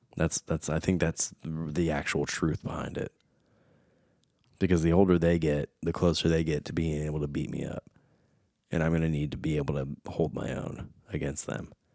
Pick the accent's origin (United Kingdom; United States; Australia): United States; I was born in America, but I was raised Portuguese